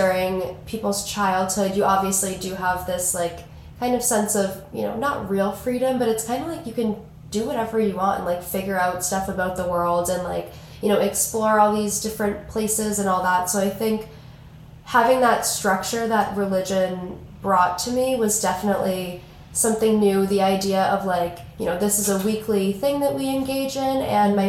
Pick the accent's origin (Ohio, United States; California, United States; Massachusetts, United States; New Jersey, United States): Massachusetts, United States; Boston; I am a junior from Boston, Massachusetts